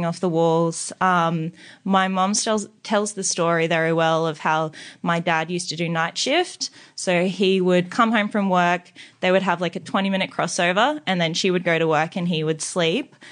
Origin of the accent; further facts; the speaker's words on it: Brisbane, Queensland, Australia; moved away as an adult; now in Sydney, Australia; I grew up in, it's Mount Crosby